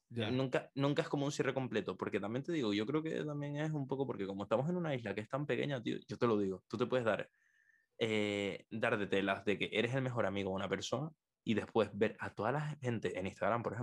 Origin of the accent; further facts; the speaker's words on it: Canary Islands, Spain; accent: Canarian; yo, yo, tengo un acento canario muy neutro, o sea, donde más se me nota son en la pronunciación de las Z y las c